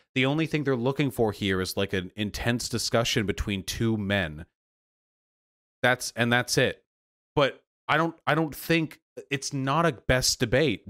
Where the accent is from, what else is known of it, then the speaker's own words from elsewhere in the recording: Beverly Hills, California, United States; I was born in Beverly Hills